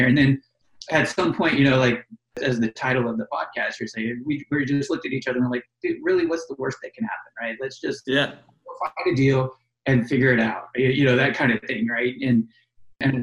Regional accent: Florida, United States; now in Washington, D.C., United States; I'm originally from Florida and I live near Orlando.

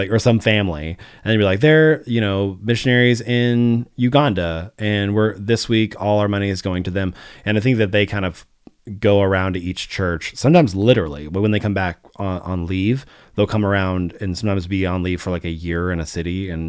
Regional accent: the South, United States; especially growing up in the South in the 80s and 90s

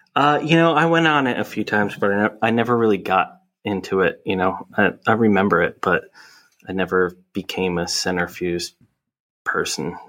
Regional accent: Hamilton, New Jersey, United States; now in Philadelphia, United States; I grew up in Hamilton, New Jersey

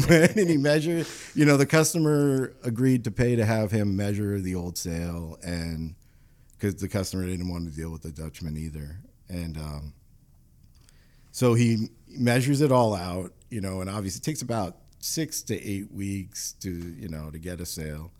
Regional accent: New York, United States; moved away as an adult; now in Rhode Island, United States; I grew up in New York and transplanted from New York

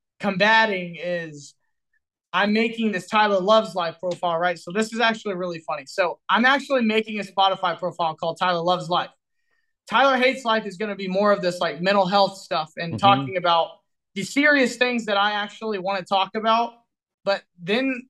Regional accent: Texas, United States; I'm from Texas

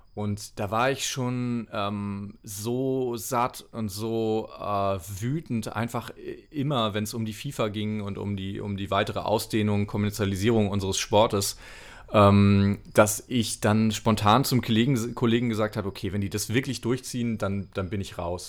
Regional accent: Mecklenburg-Vorpommern, Germany; also born or lived in Rostock; bin ich in Rostock geboren, bin dann äh, so 100 Kilometer weiter weg aufgewachsen in Mecklenburg

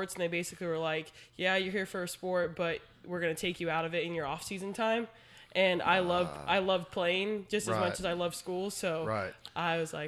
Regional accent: San Antonio, Texas, United States; also born or lived in Ohio / Arkansas; I was born in San Antonio. Then we moved. Then we came back. And then I was in school from preschool all the way till high school. So I went to Brandeis High School

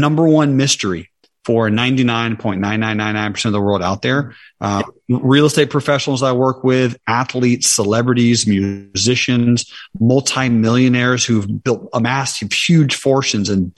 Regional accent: South Georgia, United States; I was raised in South Georgia and I grew up pretty poor

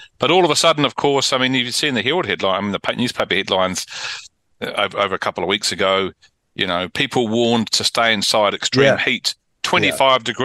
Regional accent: Auckland, New Zealand; I was a boy growing up in Auckland playing tennis in the summer

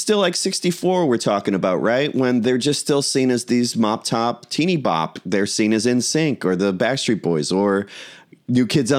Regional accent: United States; as an American teenager

